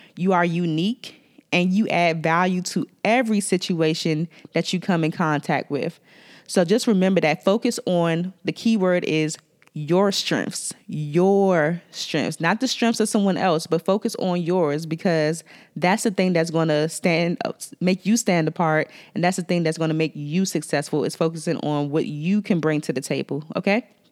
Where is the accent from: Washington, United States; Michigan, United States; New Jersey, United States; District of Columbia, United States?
District of Columbia, United States; Washington; accent: DC; my D C accent